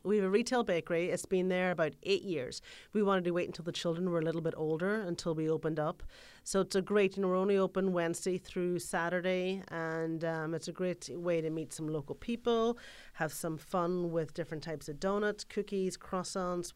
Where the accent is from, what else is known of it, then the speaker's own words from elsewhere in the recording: Ireland; moved away; If you're from Ireland, for example, where I'm from